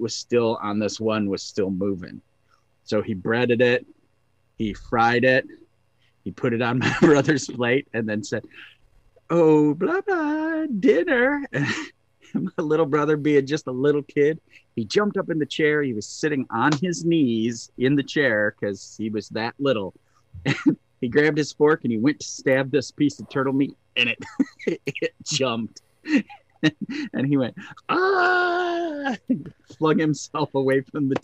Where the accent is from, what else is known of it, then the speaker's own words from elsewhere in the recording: Northern Michigan, United States; Growing up in Northern Michigan with mountain men